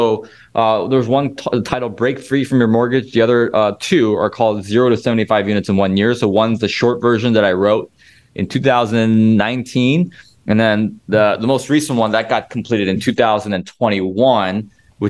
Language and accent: English; Illinois, United States; I've done most of my deals here in Illinois, my home state